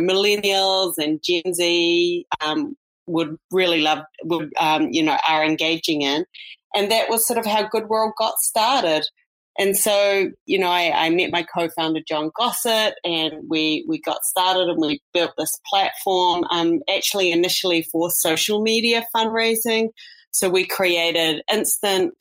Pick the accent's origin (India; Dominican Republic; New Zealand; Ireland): New Zealand; moved away as an adult; also born or lived in New York; now in United States; I'm a New Zealand native, as you could probably hear from my accent